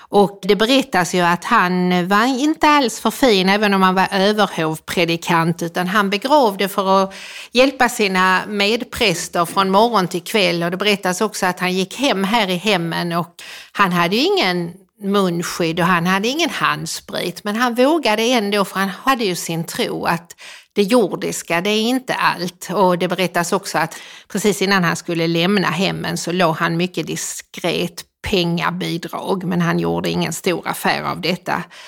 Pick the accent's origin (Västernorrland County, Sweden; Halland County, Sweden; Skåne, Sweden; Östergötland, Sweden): Skåne, Sweden; Helsingborg; när jag växte upp i Helsingborg